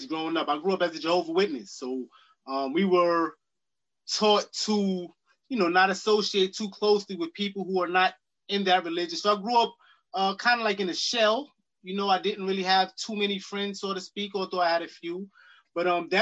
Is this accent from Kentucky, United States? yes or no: no; New York City, New York, United States; I grew up in Queens, New York, in Jamaica, Queens, in the Springfield Garden section